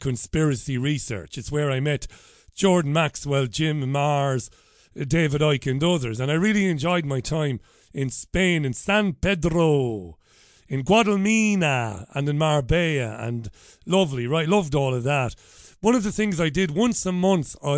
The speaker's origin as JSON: {"language": "English", "town": "Waterford", "region": "Munster", "country": "Ireland", "tie": "born or raised there", "first_language": "Irish", "moved": "as an adult", "lives_now": "Greater Manchester, United Kingdom", "said": "I was working on radio back in my hometown of Waterford"}